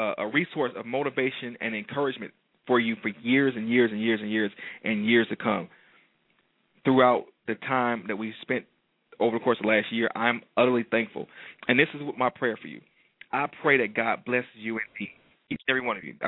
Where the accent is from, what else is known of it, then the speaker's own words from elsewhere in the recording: Detroit, Michigan, United States; moved away; I'm coming to light my hometown on fire